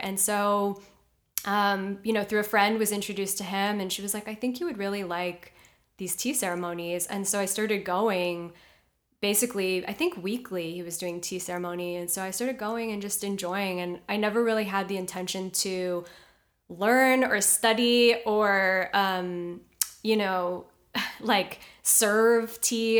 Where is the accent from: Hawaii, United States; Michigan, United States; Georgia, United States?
Hawaii, United States; Honolulu; moved away as an adult; also born or lived in New York; now in Los Angeles, United States; I'm from Honolulu, Hawaii